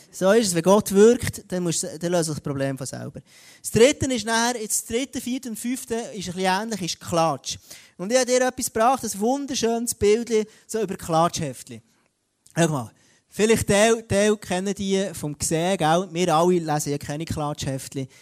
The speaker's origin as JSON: {"language": "German", "country": "Switzerland", "said": "bei uns in Europa, in der Schweiz"}